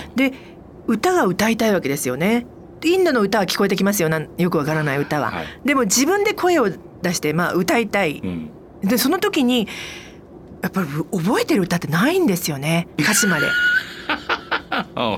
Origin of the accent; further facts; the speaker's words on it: Aichi, Japan; 私愛知県なんですけど